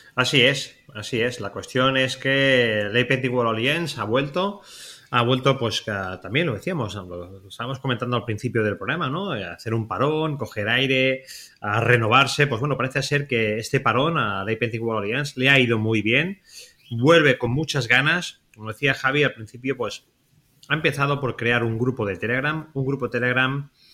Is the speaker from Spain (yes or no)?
yes; Spain; nosotros que somos, españoles